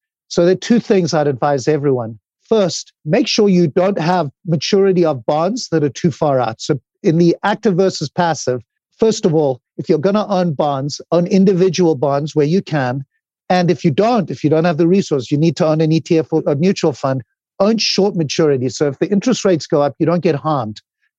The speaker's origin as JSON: {"language": "English", "country": "Zimbabwe", "moved": "yes", "said": "when I came from Zimbabwe, I'd built two companies."}